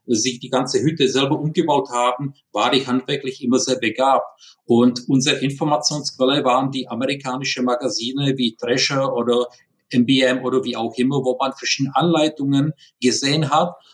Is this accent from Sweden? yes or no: no; Prague, Czechia; German is a second language; moved away as an adult; now in Germany; Wie man hört, ich bin kein Deutscher, sondern ich bin in Prag geboren. Deswegen Entschuldigung für diese ja, leichte, starke Akzent